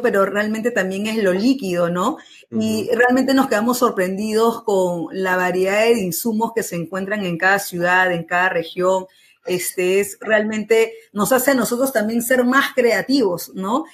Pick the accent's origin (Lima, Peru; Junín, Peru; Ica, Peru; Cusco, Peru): Lima, Peru; Nosotros somos peruanos, yo particularmente de Lima